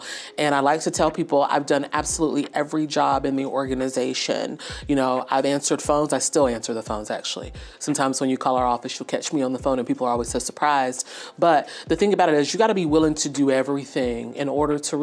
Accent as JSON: {"language": "English", "town": "DeFuniak Springs", "region": "Florida", "country": "United States", "tie": "born or raised there", "also_born_or_lived": "Hattiesburg, Mississippi", "moved": "as an adult", "lives_now": "Clayton County, Georgia, United States", "said": "Grew up, born and raised in the small town"}